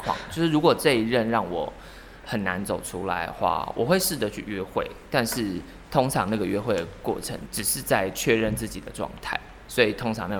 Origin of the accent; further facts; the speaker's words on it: central Taiwan, Taiwan; 因为我是中部人